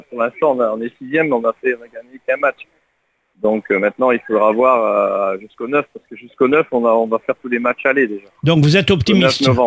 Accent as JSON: {"language": "French", "town": "Lens", "region": "Hauts-de-France", "country": "France", "tie": "born or raised there", "said": "moi je suis natif de Lens, je suis le Lensois"}